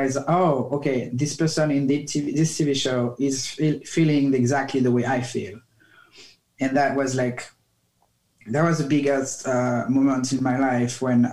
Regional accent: France; moved away; I grew up in France

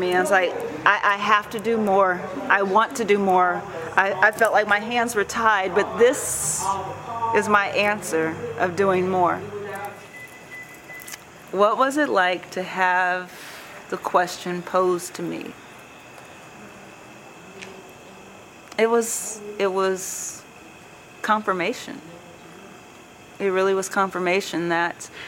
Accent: Topeka, Kansas, United States; now in Kansas City, United States; I'm in Kansas City, Missouri, and even though I wasn't born in Kansas City, Missouri, I was born in Topeka, Kansas, it feels good to be back in the Midwest. It feels good to be home

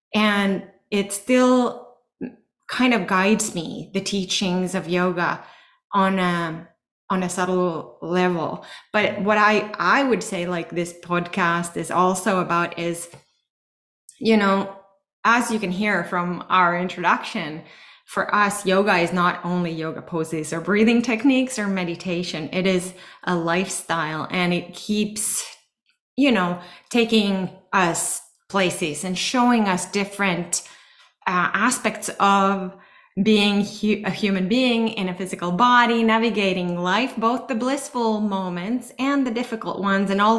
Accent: Finland; moved away; I'm from Finland. I grew up in Finland.

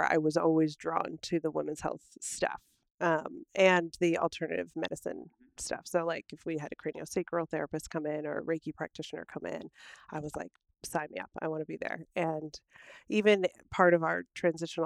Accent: New Jersey, United States; moved away as an adult; also born or lived in Ithaca / Boston; I grew up in New Jersey

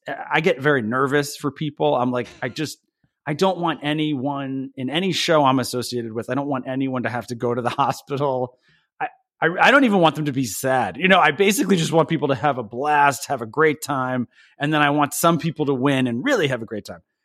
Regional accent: Belvidere, New Jersey, United States; I grew up at the very, very edge of Jersey. We used to say the way to get to Belvedere is you would pass, like, thirty-seven farms

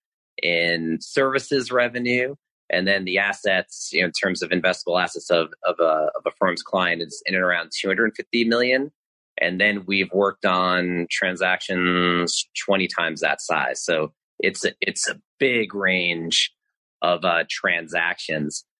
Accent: Long Island, New York, United States; I delivered papers in Long Island where I grew up in New York

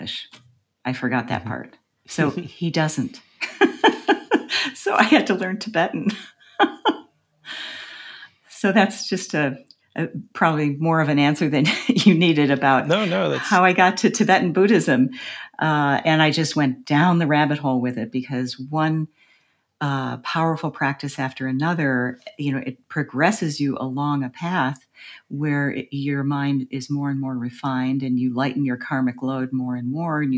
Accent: United States; as an American

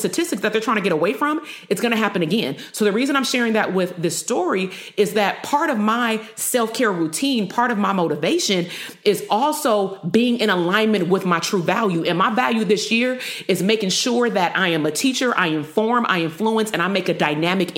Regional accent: Compton, California, United States; also born or lived in Bay Area, California; I grew up in Compton

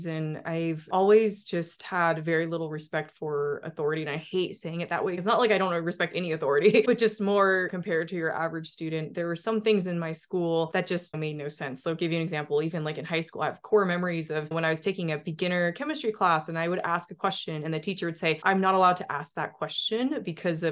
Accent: Salt Lake City, Utah, United States; moved away as an adult; also born or lived in Boston; I grew up in Utah

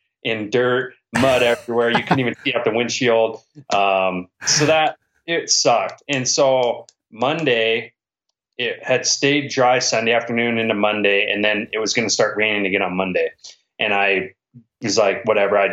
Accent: Washington, United States; I'm from Washington

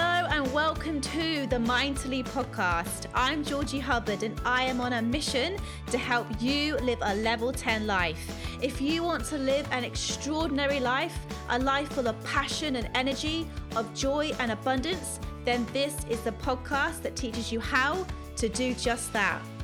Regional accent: Bournemouth, South West England, United Kingdom; moved away as an adult; also born or lived in Oxford / Greece / Cardiff; now in Australia; I'm originally from Bournemouth and then I lived in Oxford

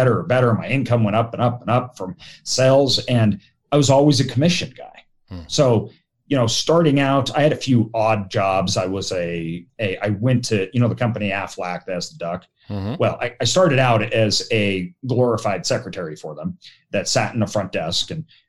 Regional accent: Idaho, United States; I'm from Idaho.

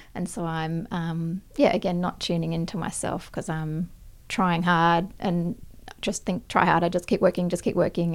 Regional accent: Perth, Western Australia, Australia; I grew up in Perth in, uh, Western Australia

